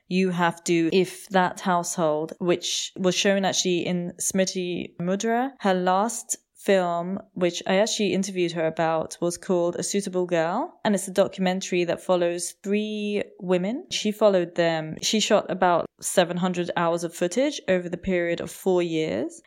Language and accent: English; United Kingdom; now in Germany; when I first came to Germany, being British